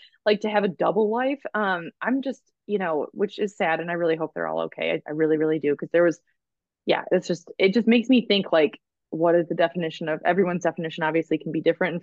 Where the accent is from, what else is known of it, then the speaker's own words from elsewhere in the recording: Michigan, United States; when I was growing up in Michigan, I was part of this neighborhood